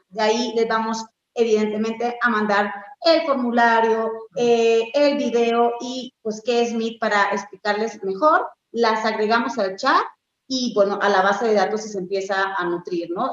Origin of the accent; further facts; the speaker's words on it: Colombia; now in Mexico; yo nací en Colombia, pero llevo ya más de 21 años, no digo más porque me van a calcular la edad en, México.